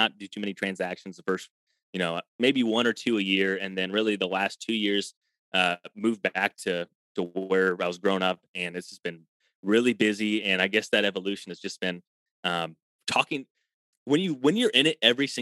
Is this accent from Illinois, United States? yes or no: yes; Illinois, United States; I'm from Illinois